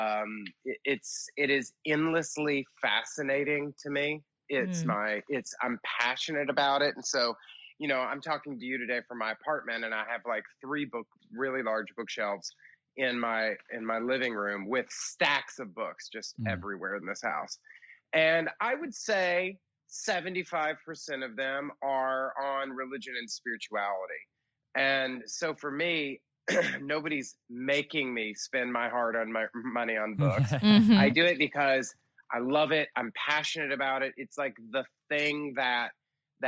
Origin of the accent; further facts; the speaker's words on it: outside of Atlanta, Georgia, United States; moved away as an adult; also born or lived in New York City; I was raised in Georgia, outside of Atlanta